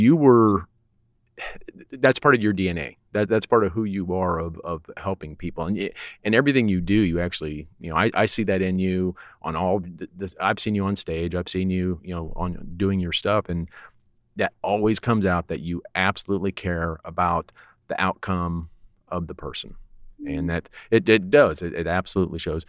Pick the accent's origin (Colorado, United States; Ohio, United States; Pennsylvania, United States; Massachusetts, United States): Colorado, United States; now in Texas, United States; I'm from Colorado, but I've acclimated to Texas